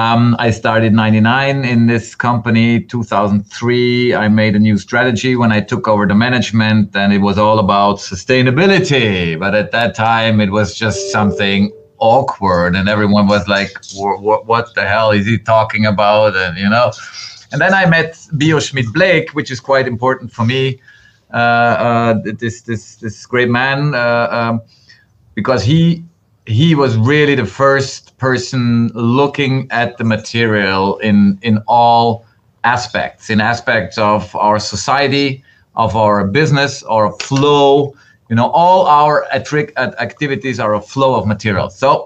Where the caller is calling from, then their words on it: Bregenz, Vorarlberg, Austria; English is a second language; I'm stepping in from Bregenz, Austria, right at the German-Swiss border in the heart of Europe.